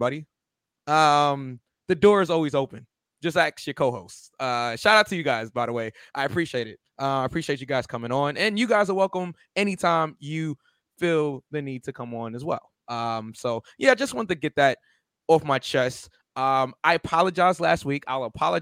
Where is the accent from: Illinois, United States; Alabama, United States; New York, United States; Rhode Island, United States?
New York, United States; New York City; Brooklyn, my hometown, me and V's hometown